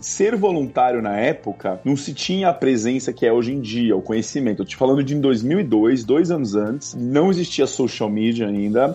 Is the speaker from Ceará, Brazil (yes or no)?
no; São Paulo, Brazil; moved away as an adult; now in Switzerland; Eu sou de São Paulo, mas eu tenho duas nacionalidades, né? Eu sou um brasileiro e italiano e eu sempre estudei em São Paulo, na parte de escola e também depois na faculdade.